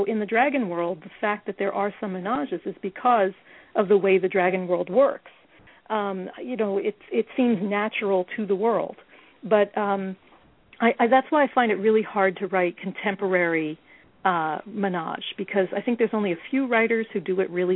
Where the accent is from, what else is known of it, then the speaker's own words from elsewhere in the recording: New York, United States; I'm a New Yorker